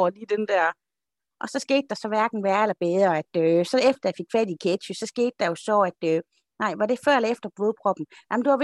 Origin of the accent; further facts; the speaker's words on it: Holme, Denmark; Nok er jeg fra Holme, men slap dog af.